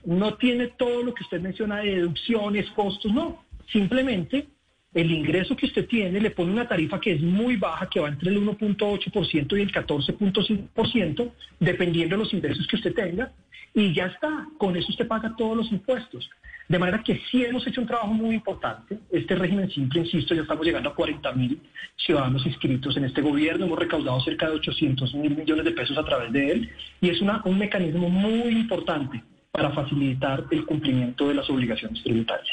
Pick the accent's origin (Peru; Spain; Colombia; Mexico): Colombia; como colombianos